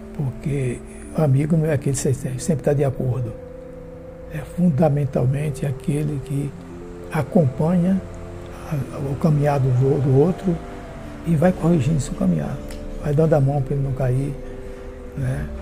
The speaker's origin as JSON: {"language": "Portuguese", "region": "a village in Sergipe", "country": "Brazil", "tie": "born or raised there", "moved": "yes", "lives_now": "Itabuna, Brazil", "said": "eu nasci numa vila em Sergipe, com um nome diferente, Baúba. Atualmente é cidade, né? E quando eu nasci só tinha uma rua tive, portanto, uma infância de roça mesmo"}